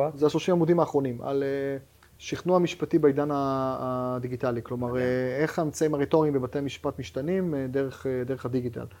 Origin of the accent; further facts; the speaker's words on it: Haifa, Haifa District, Israel; אני חיפאי במקור